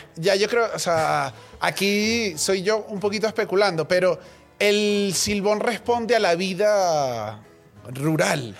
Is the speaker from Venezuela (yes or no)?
yes; Caracas, Capital District, Venezuela; yo soy de Caracas